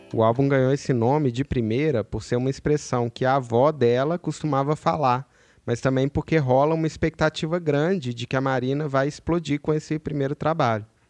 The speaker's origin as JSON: {"language": "Portuguese", "town": "Belo Horizonte", "region": "Minas Gerais", "country": "Brazil", "said": "lá em BH de onde eu sou"}